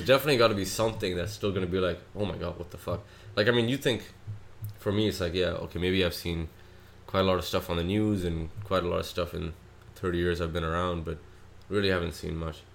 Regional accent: Australia; moved away; also born or lived in Pakistan; growing up in Australia

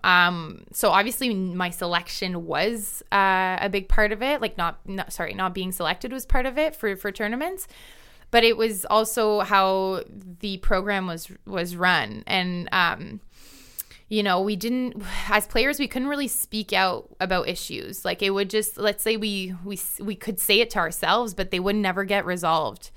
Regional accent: Ontario, Canada; there's a club in my home, you know, in my hometown. There's a bunch of clubs across Ontario

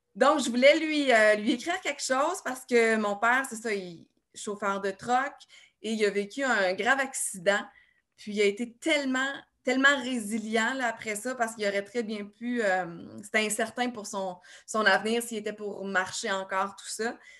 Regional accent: Saint-Tite, Quebec, Canada; je suis arrivée euh, chez nous à Saint-Tite

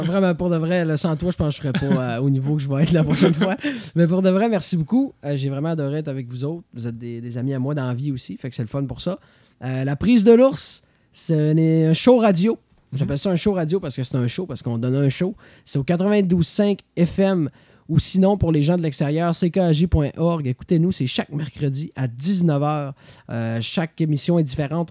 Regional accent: Quebec, Canada; en tant que Québécois.

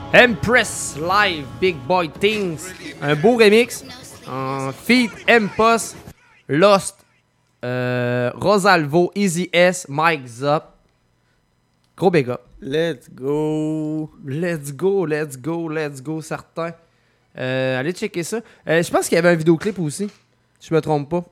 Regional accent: Lévis, Quebec, Canada; also born or lived in Lauzon; je viens plus de Saint-Nic

